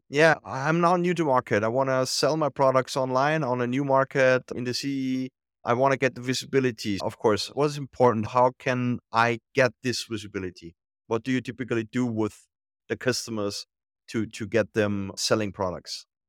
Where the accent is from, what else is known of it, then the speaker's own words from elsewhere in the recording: Austria; I'm from Austria